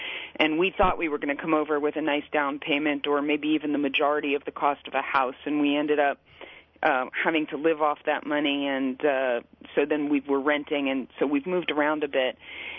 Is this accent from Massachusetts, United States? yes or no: no; Miami, Florida, United States; born or raised there; moved away as an adult; also born or lived in New Jersey; now in Kiryat Arba, Israel